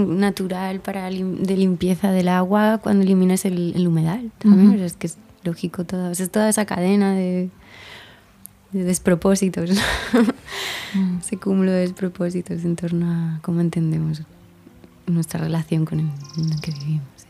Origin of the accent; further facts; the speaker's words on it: Chile; Los chilenos